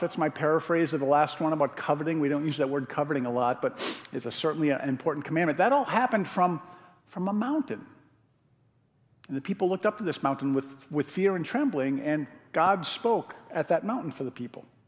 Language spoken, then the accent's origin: English; Connecticut, United States; now in Madison, United States; When I was a kid growing up in Connecticut, my dad used to go to this place called Spicebush Swamp in West Hartford, Connecticut